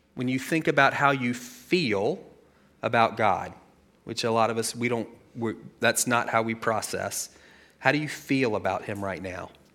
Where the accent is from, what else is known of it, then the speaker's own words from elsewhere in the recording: United States; we live in a country where self-reliance is one of our quintessential values. If, like, top three things about being an American, self-reliance is in there somewhere